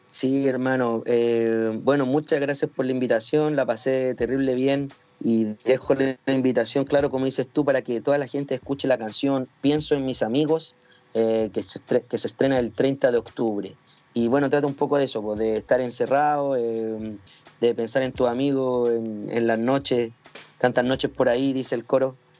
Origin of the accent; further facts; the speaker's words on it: Chile; como raperos chilenos